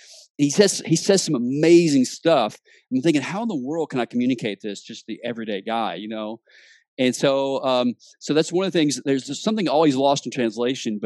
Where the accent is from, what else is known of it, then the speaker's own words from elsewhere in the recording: Memphis, Tennessee, United States; also born or lived in Mississippi; I actually was born in Mississippi, but I grew up in the Memphis area my whole life